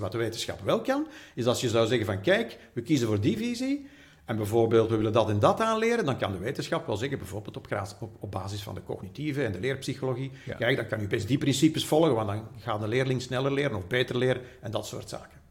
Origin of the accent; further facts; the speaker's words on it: Flanders, Belgium; bij ons in Vlaanderen